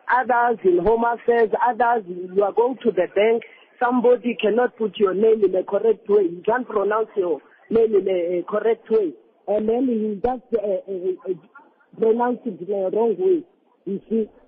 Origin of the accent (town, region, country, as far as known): South Africa